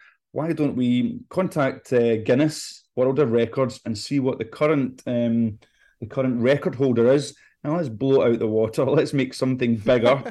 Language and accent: English; Scotland, United Kingdom; moved away; I'm originally from Scotland